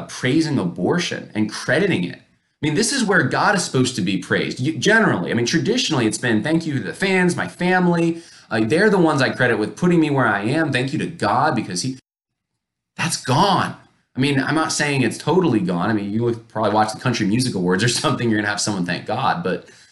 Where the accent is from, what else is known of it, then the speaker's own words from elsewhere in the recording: Northeast, United States; now in Virginia, United States; I grew up mostly in the Northeast